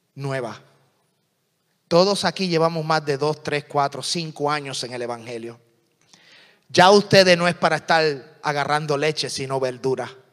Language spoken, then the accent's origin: Spanish; Puerto Rico; hablo muy rápido, pero soy puertorriqueño.